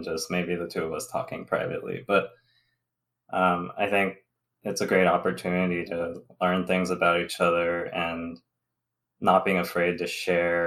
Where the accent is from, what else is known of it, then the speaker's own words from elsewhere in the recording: Southern California, United States; moved away as an adult; also born or lived in Alabama; now in Michigan, United States; I'm Taiwanese American. I'm age 29 and male. I'm an engineer by education, a Southern California native